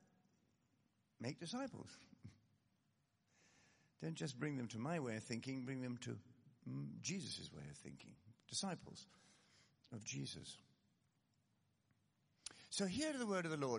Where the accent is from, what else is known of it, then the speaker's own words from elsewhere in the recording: Scotland, United Kingdom; I come, as you may have gathered by now, I come from Scotland.